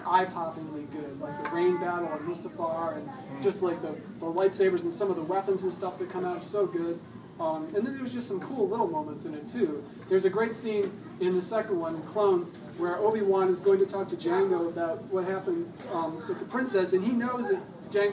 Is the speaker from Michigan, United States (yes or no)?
yes; Michigan, United States; moved away; I'm from Michigan, where it snowed a lot in the wintertime